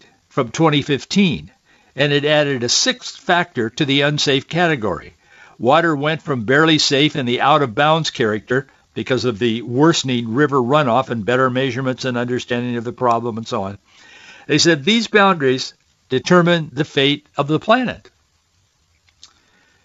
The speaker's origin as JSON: {"language": "English", "area": "the Northwest", "region": "Pacific Northwest", "country": "United States", "tie": "born or raised there", "said": "I grew up here in the Northwest"}